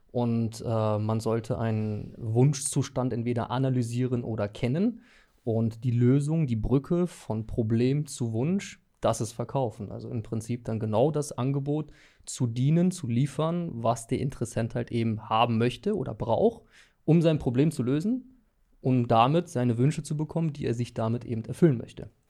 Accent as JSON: {"language": "German", "town": "Düsseldorf", "region": "North Rhine-Westphalia", "country": "Germany", "lives_now": "Mettmann, Germany", "said": "Ähm, Düsseldorf."}